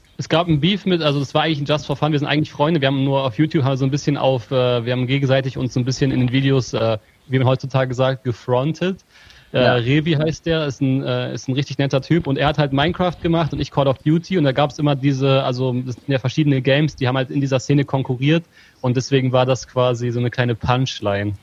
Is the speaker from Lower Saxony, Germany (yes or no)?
yes; Hameln, Lower Saxony, Germany; Ich bin Ham äh, in Hameln geboren